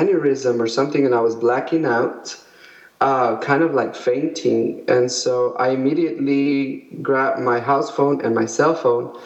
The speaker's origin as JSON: {"language": "English", "town": "El Paso", "region": "Texas", "country": "United States", "moved": "as an adult", "lives_now": "San Antonio, United States", "said": "we're originally from El Paso"}